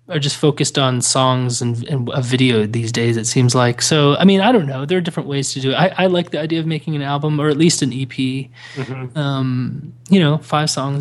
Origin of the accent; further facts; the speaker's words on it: Dubai, United Arab Emirates; moved away; I grew up in Dubai, and this is in the 80s